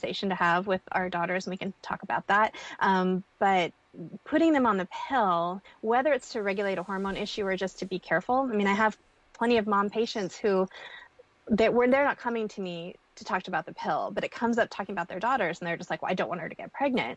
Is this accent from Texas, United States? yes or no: no; Montana, United States; I'm a girl from Montana who grew up with cattle ranching families